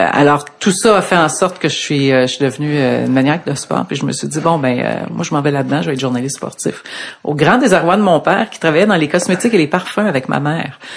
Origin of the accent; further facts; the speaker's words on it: Laval, Quebec, Canada; also born or lived in Ottawa / Montreal; Je suis native de Laval. OK. Je, suis né là et euh, j'ai vécu là pas mal toute ma vie, sauf quand j'ai commencé à travailler. Je suis allé deux ans à Ottawa